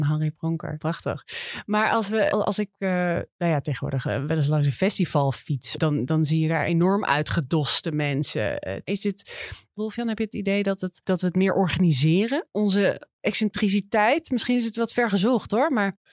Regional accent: Amsterdam, North Holland, Netherlands; als Amsterdammers

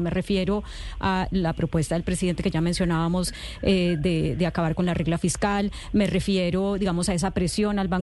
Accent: Colombia; Como colombiano

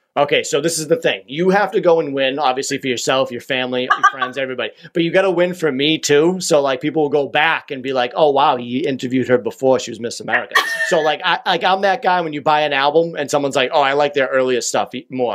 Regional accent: Quincy, Massachusetts, United States; now in Whitman, United States; I'm originally from Quincy, which is where the home of the Dunkin' Donuts is

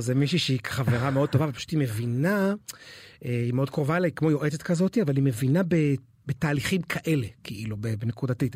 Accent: Haifa, Haifa District, Israel; now in Tel Aviv, Israel; אני חזיר בר חיפאי שני דורות

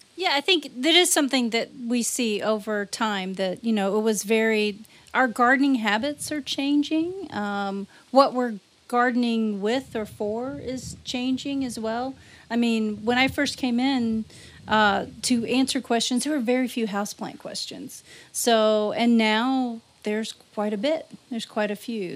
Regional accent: Louisiana, United States; now in Iowa, United States; I grew up in Louisiana

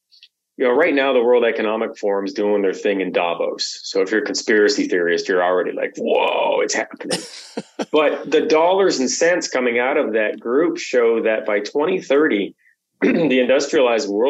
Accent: Canada; as a Canadian

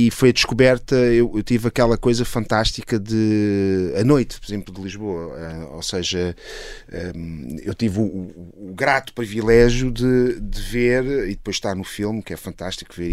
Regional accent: Italy; bom, eu sou italiano, uh, na verdade.

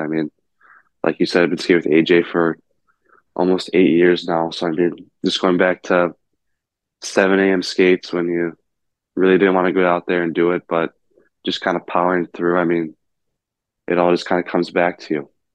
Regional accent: South Lyon, Michigan, United States; growing up in South Lyon, it's always kind of just been the Red Wings for me

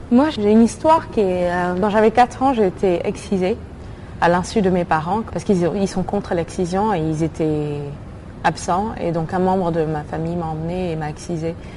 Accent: Mali; Je suis née et j'ai grandi au Mali

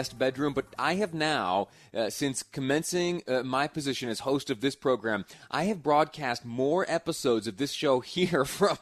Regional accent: upstate New York, United States; now in Utah, United States; I have a map of my hometown. Little town in upstate New York. I did some growing up there

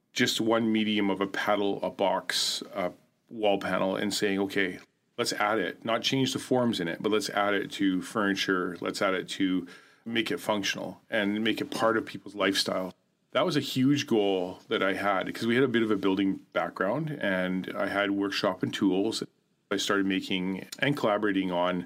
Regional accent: Haida Gwaii, British Columbia, Canada; a friend that I grew up with in Haida Gwaii

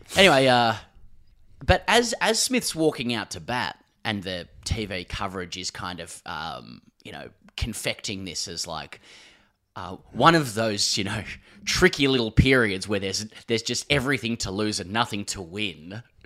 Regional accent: Australia; we're from Australia

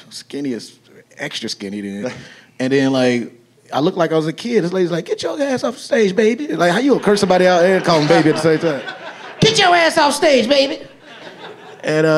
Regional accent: Chicago, Illinois, United States; born or raised there; now in Los Angeles, United States

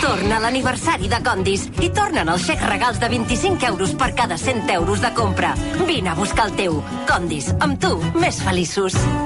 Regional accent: Granollers, Catalonia, Spain; Jo, que sóc fill de Granollers

